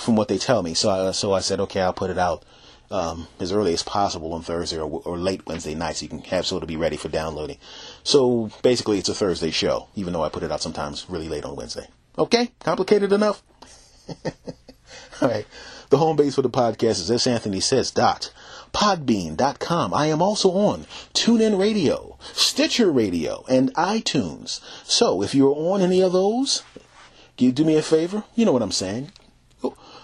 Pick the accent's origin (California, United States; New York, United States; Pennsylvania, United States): Pennsylvania, United States; Philadelphia; moved away; I was raised back in Philadelphia.